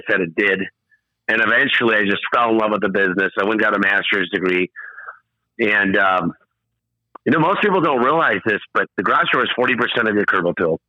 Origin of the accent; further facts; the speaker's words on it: Michigan, United States; moved away; also born or lived in Phoenix / Tucson; I'm from Michigan